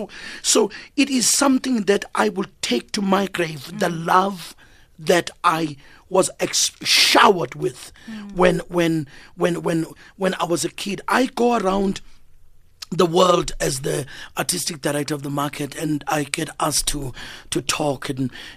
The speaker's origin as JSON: {"language": "English", "town": "Durban", "region": "KwaZulu-Natal", "country": "South Africa", "tie": "born or raised there", "also_born_or_lived": "Cape Town", "moved": "as an adult", "lives_now": "Johannesburg, South Africa", "said": "I grew up in Durban."}